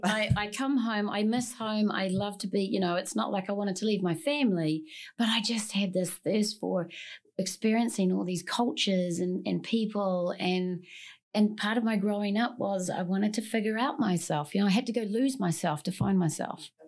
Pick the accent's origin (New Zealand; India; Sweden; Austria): New Zealand; moved away; I'm originally from New Zealand, born and, born and raised